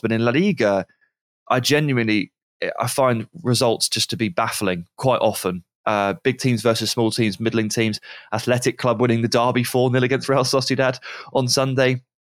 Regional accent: England, United Kingdom; I'm English

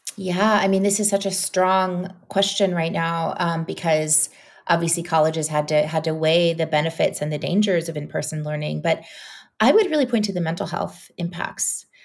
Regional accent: New Orleans, Louisiana, United States; now in Brooklyn, United States; New Orleans is my hometown

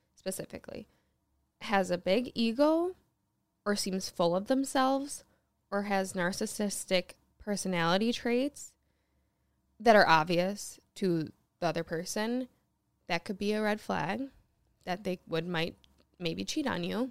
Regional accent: Michigan, United States; I was born in Michigan

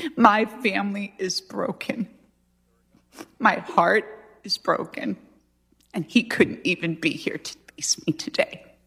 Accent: Arizona, United States; we're Christians and we're conservative, we're from Arizona

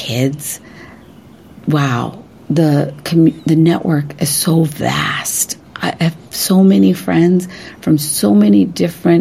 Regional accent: West Virginia, United States; I grew up in West Virginia

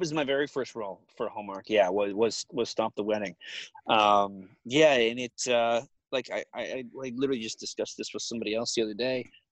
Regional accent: Alberta, Canada; moved away as an adult; also born or lived in Vancouver, Canada; now in Los Angeles, United States; I, grew up in Alberta

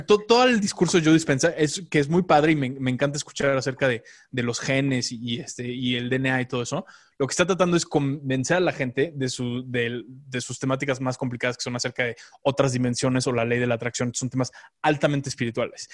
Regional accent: Mexico; moved away as an adult; also born or lived in Los Angeles, United States; a los 22 eh, viví en Los Ángeles, me fui de México un rato

